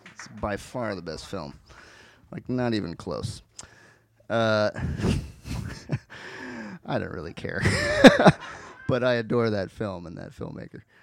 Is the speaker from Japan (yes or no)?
no; Cleveland, Ohio, United States; I'm from Cleveland